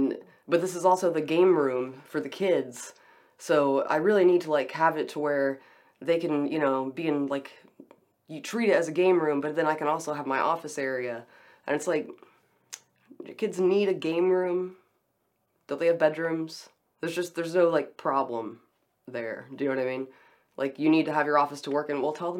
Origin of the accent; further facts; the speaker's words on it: Beaumont, Texas, United States; I'm from Beaumont.